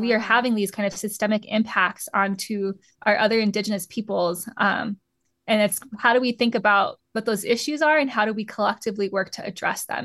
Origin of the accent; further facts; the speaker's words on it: Southwest, United States; I grew up in the Southwest around a lot of, like, pub, um, Tehuantepec pueblos.